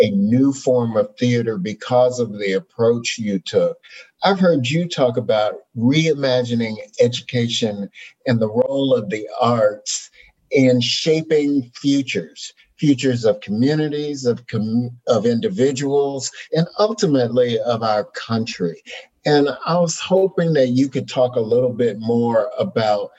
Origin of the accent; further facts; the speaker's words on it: United States; as a Black man growing up in America